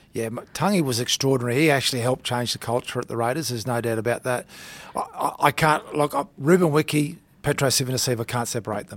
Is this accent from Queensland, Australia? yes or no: yes; Townsville, Queensland, Australia; moved away as an adult; also born or lived in Thursday Island / New South Wales; I grew up in Townsville.